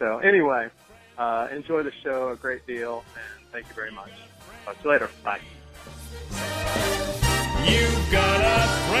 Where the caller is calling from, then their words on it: Johnson City, Tennessee, United States; from Johnson City, Tennessee, Grumpy Day on the forums, and I'm calling with gratitude